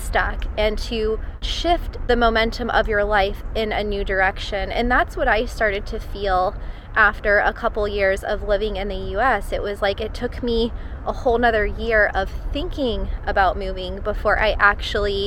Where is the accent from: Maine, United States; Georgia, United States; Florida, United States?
Florida, United States; moved away as an adult; living back in my home state of Florida